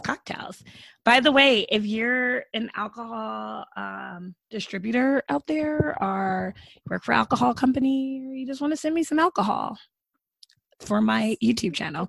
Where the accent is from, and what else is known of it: United States